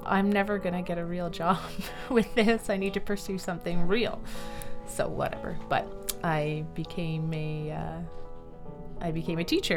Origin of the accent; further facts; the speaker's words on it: Sault Ste. Marie, Ontario, Canada; moved away as an adult; also born or lived in Barrie / Beijing; the incredible landscapes of my hometown